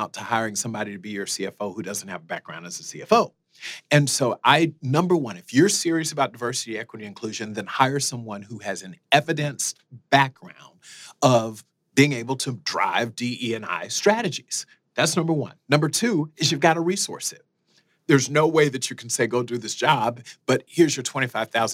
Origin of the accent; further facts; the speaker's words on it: South Florida, United States; moved away as an adult; also born or lived in Fort Lauderdale / Iowa; I grew up in South Florida